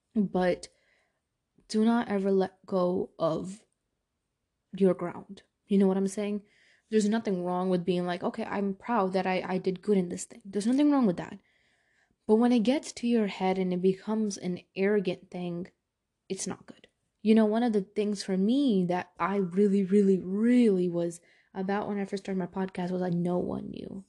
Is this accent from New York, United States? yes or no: yes; New York City, New York, United States; moved away; Growing up in Brooklyn, New York